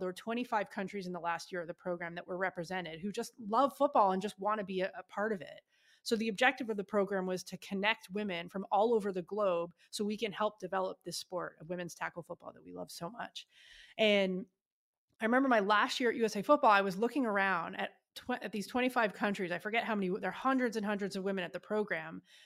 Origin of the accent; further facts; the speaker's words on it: Ottawa, Ontario, Canada; moved away as an adult; now in United States; my hometown, Ottawa, Canada